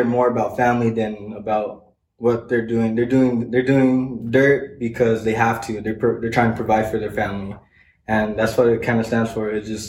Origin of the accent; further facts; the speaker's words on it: Arizona, United States; now in Las Cruces, United States; I'm actually from Arizona.